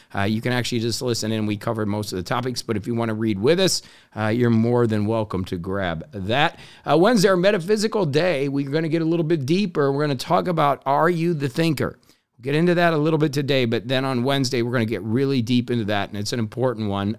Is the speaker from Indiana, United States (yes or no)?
yes; Indiana, United States; I grew up in Indiana